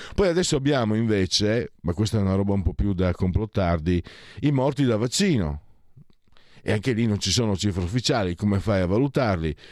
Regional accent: Friuli-Venezia Giulia, Italy; moved away; dalle mie parti

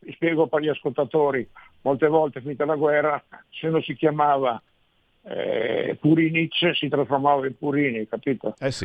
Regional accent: Verona, Veneto, Italy; Io sono nato a Verona, ma per, per caso, perché nel senso i miei erano stati in campo profughi, prima a Lucca, poi stabiliti a Verona e io mi sono trovato veronese

